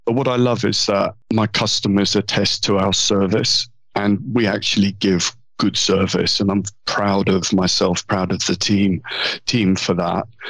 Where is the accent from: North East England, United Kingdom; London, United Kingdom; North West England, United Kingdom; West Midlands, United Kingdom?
London, United Kingdom; accent: southern and London; I was born in London. Yeah. Um, grew up in London